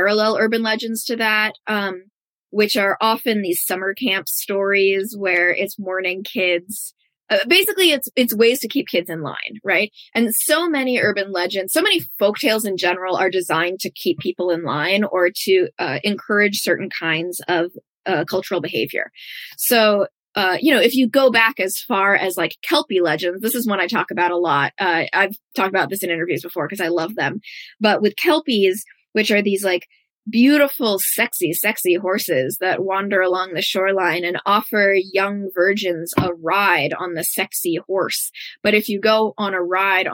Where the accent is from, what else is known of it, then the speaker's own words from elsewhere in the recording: United States; as an American, so much of our culture is about romanticizing harm